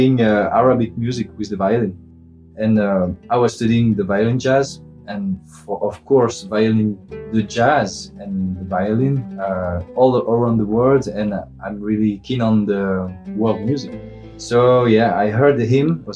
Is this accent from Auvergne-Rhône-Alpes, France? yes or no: no; near Marseille, Provence-Alpes-Côte d'Azur, France; moved away as an adult; also born or lived in Brussels, Belgium; I come from the south of France, near Marseille